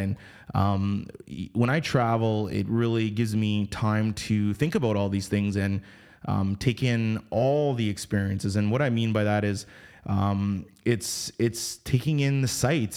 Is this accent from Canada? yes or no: yes; Canada; we come from Canada. I mean, I'm, I'm Canadian based